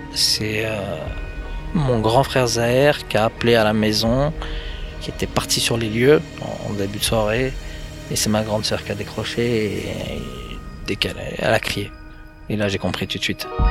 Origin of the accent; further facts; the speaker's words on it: Vitry-sur-Seine, Île-de-France, France; je vais rester chez moi à Vitry avec ma famille